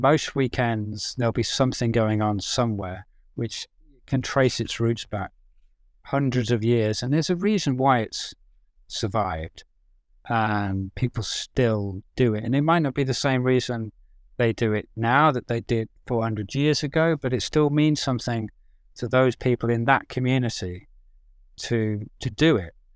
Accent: English village, England, United Kingdom; also born or lived in Birmingham; now in London, United Kingdom; I grew up in the village

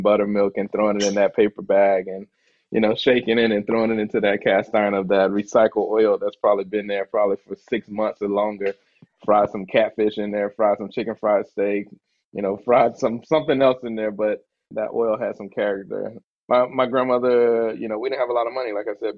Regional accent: St. Petersburg, Florida, United States; moved away as an adult; also born or lived in Orlando, Florida / Tampa, Florida; now in Seattle, United States; growing up in St. Pete

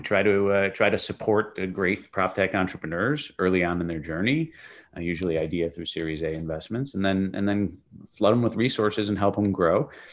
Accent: Chicago, Illinois, United States; moved away as an adult; also born or lived in Europe; Chicago is be, where I, where I had grown up originally

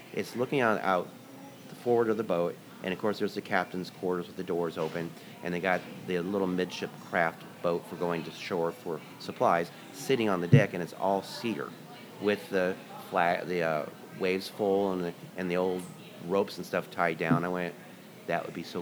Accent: Astoria, Oregon, United States; moved away; also born or lived in Seattle, Washington / Grants Pass, Oregon; I grew up in Astoria before I moved to Seattle

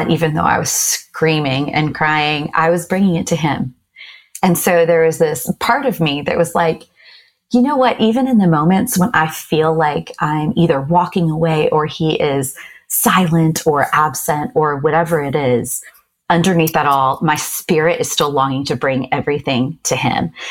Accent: Japan; I grew up in Japan. And so I've always loved cherry blossom trees.

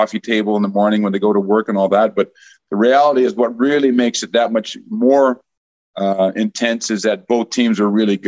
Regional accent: Edmonton, Alberta, Canada; moved away as an adult; I had the good fortune of growing up in Edmonton

